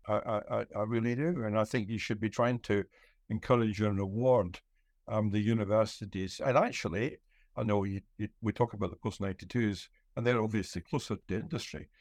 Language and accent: English; Scotland, United Kingdom